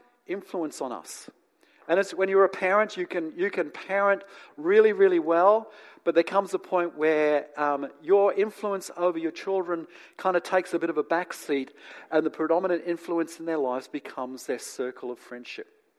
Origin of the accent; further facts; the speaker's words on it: New Zealand; also born or lived in England; now in Australia; And then I grew up in New Zealand. And now I live in Australia.